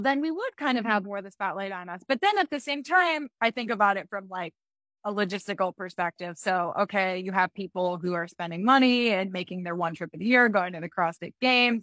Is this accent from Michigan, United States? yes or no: yes; Michigan, United States; now in Colorado, United States; I'm from Michigan, and so and I live in Colorado now